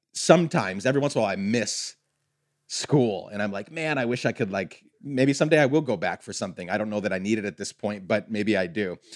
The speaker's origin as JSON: {"language": "English", "country": "Guatemala", "tie": "born or raised there", "moved": "yes", "said": "I grew up in Guatemala"}